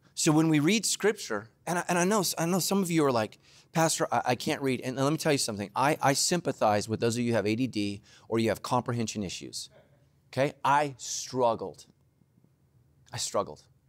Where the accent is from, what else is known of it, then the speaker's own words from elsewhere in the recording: Northern California, United States; I grew up in Northern California, Giants territory